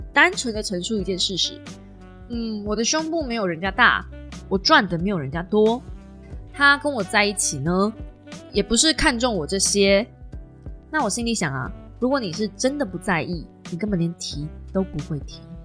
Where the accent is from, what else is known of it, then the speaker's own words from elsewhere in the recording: Kaohsiung, Taiwan; accent: southern Taiwanese; 就是南部腔很重